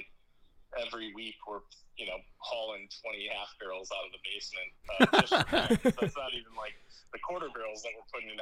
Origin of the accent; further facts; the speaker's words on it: Milwaukee, Wisconsin, United States; moved away as an adult; now in Madison, United States; I'm from Milwaukee area originally